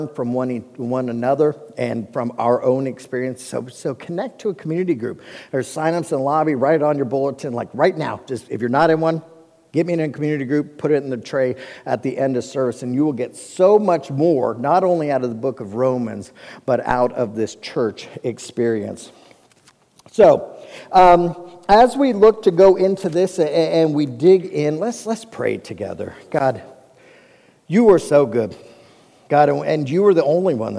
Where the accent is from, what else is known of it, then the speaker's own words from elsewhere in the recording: Cincinnati, Ohio, United States; I grew up in Cincinnati, Ohio, which is also built on seven hills